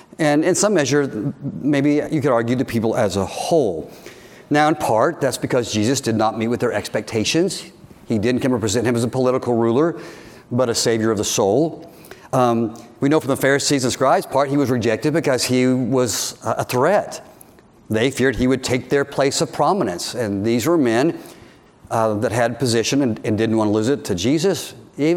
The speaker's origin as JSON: {"language": "English", "country": "United States", "said": "we're Americans"}